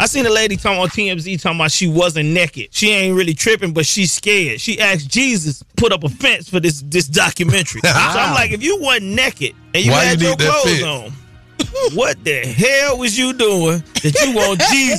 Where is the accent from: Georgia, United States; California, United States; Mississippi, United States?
Georgia, United States; Old National Highway, Atlanta area; I'm from Old National Highway.